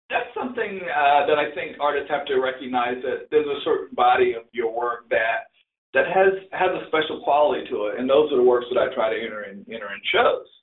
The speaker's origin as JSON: {"language": "English", "region": "the South", "country": "United States", "tie": "born or raised there", "said": "And I and, and I grew up in the South, so I did a lot of boats, I did a lot of barns, I did a lot of different type rural things."}